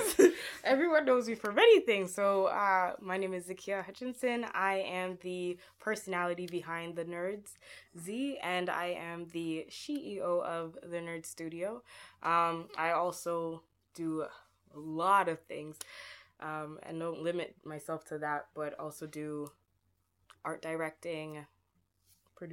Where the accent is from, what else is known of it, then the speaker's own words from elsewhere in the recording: Toronto, Ontario, Canada; also born or lived in St. Vincent and the Grenadines; I was born in St. Vincent and the Grenadines, raised in Toronto, Canada.